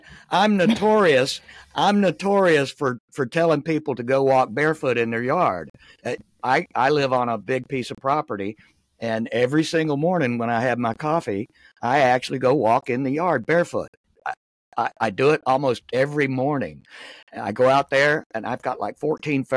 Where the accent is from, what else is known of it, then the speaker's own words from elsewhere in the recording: Florida, United States; I was born and raised in Florida